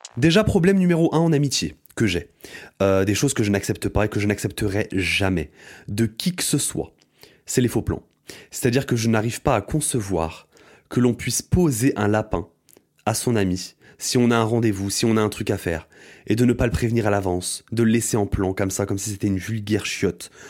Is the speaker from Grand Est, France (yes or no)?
yes; Aube, Champagne-Ardenne, Grand Est, France; moved away as an adult; now in Paris, France; quand je revenais dans mon bled, dans mon bled qui est euh, dans l'Aube, Champagne-Ardenne représente la Champagne-Ardenne en fait. Bah, je revoyais mes amis d'enfance